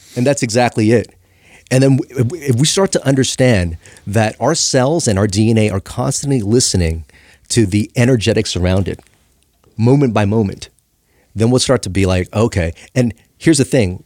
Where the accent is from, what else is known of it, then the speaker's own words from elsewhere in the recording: Los Angeles, California, United States; I grew up in Chinatown, L A.